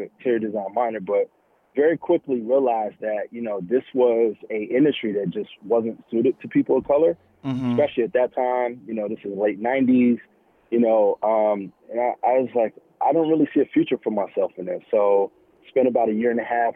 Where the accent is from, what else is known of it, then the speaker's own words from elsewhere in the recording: Chicago, Illinois, United States; now in New York, United States; I was born and raised in Chicago